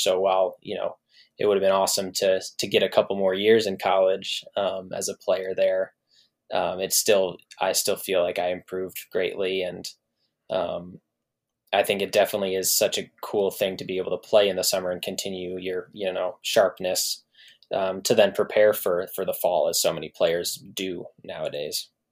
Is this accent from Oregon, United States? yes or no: no; Lansing, Michigan, United States; born or raised there